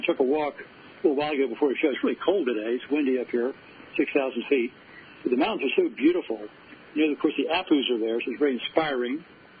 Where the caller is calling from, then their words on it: Cortez, Colorado, United States; I'm calling in from Cortez, Colorado, which, as you know, is right next to Mesa Verde